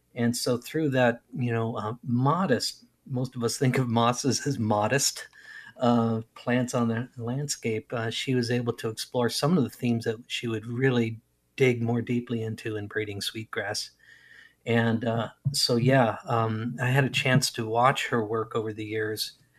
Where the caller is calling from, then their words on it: Wisconsin, United States; I'm calling you from Wisconsin, or checking in from Wisconsin.